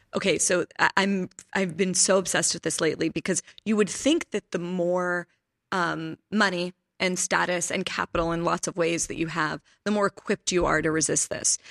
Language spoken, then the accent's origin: English; Pittsburgh, Pennsylvania, United States; I'm from Pittsburgh